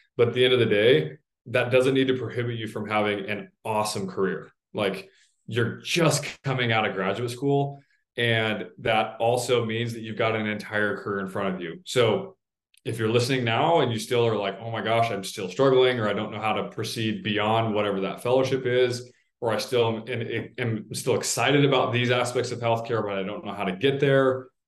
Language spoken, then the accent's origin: English; Salt Lake City, Utah, United States; moved away; I grew up in Salt Lake City